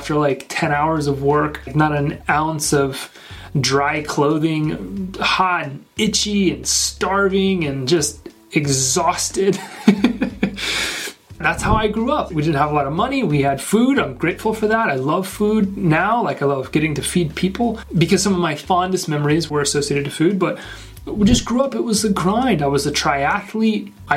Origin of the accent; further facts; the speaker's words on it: Northwest Arkansas, United States; born and raised in Northwest Arkansas